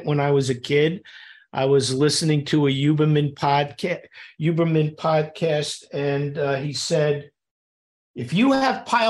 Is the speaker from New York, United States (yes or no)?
yes; New York City, New York, United States; when I was a kid growing up in Queens, New York